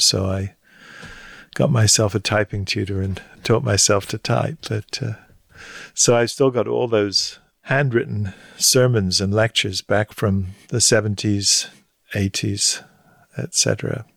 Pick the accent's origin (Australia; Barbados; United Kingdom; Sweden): United Kingdom; Hampshire, South East England; moved away as an adult; now in United States; I grew up in Hampshire, in the south of England. Moved, lived, moved there when I was four with my parents